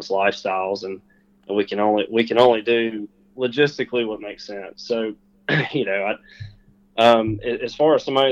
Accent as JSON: {"language": "English", "region": "South Alabama", "country": "United States", "tie": "born or raised there", "said": "growing up in Alabama, in South Alabama especially"}